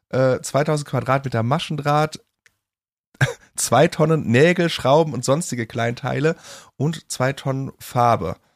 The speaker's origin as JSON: {"language": "German", "town": "Cologne", "region": "North Rhine-Westphalia", "country": "Germany", "said": "und das sage ich als Kölner"}